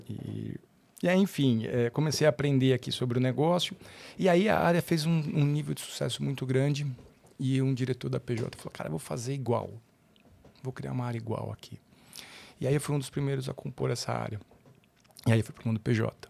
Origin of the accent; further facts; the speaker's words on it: São Paulo, Brazil; nascido na zona leste de São Paulo, paulistano, né? Cresci ali na, no Tatuapé